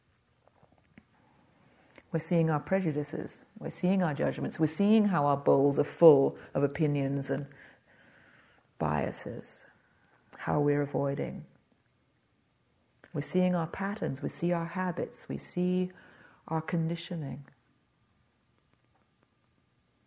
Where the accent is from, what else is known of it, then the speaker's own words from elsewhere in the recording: England, United Kingdom; being English